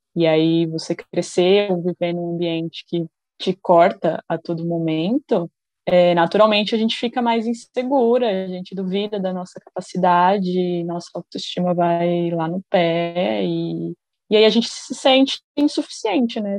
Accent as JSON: {"language": "Portuguese", "region": "São Paulo", "country": "Brazil", "tie": "born or raised there", "also_born_or_lived": "São Carlos", "moved": "as an adult", "said": "sou do interior de São Paulo, mas cresci na capital e me mudei para São Carlos também para estudar imagem e som"}